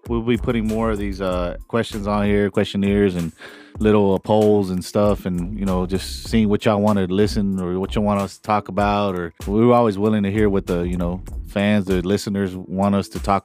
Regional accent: Cielo Vista, Texas, United States; We from straight up Cielo Vista

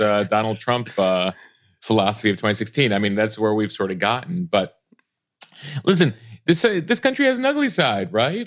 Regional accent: Chicago, Illinois, United States; I grew up in the Chicago area, in the Chicago suburbs

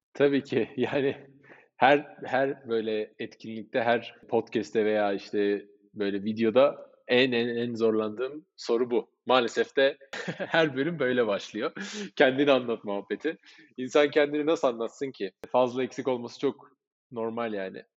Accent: Cyprus; Kıbrıslıyız biz.

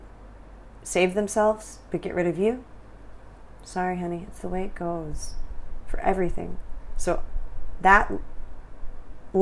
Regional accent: California, United States; moved away as an adult; also born or lived in Taiwan / Thailand; now in Vietnam

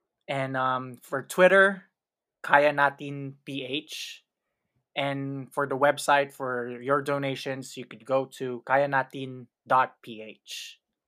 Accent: Philippines; now in United States; where we chat, laugh, and pour our hearts out about being Filipino millennials here in the US.

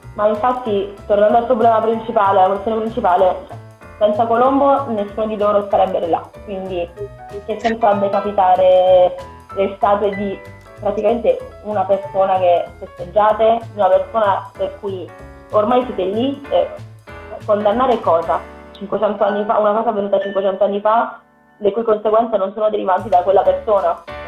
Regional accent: Pescara, Abruzzo, Italy; a Pescara, per, per dirti quelle che so io della mia città, sono 130 sezioni, sono 110.000 abitanti

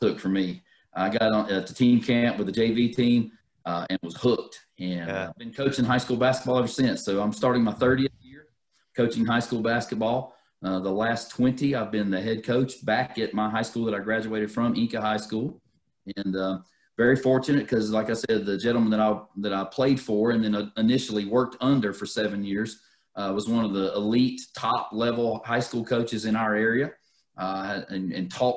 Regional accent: North Carolina, United States; I'm from North Carolina

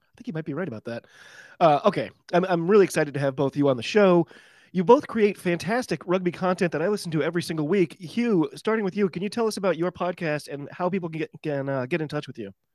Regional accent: United States; I'm an American rugby fan

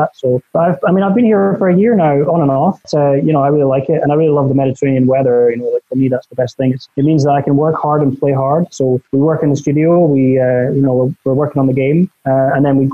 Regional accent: Scotland, United Kingdom; also born or lived in Malta; I'm from Scotland.

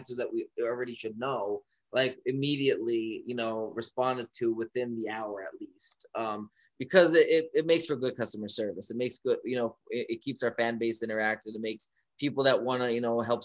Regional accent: Ashland, Pennsylvania, United States; I'm from Ashland, Pennsylvania

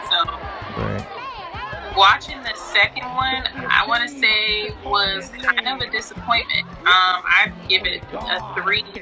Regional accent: Detroit, Michigan, United States; now in San Diego, United States; I am originally from Detroit, Michigan, but now I currently reside in Cali.

